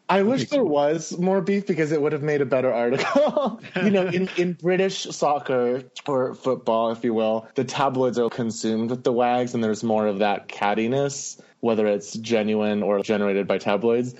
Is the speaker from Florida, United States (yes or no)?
yes; Miami, Florida, United States; moved away as an adult; also born or lived in Chicago / New York City; growing up in Miami was just an interesting experience